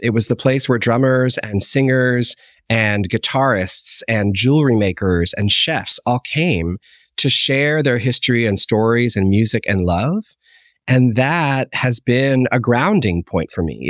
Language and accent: English; Holliston, Massachusetts, United States; growing up in Holliston, Massachusetts